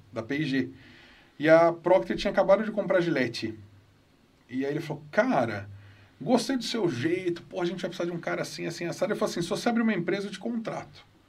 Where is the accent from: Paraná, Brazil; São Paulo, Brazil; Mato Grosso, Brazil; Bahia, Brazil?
São Paulo, Brazil; Campinas; Nasci em Campinas, eu e meu irmão. Nascemos aqui.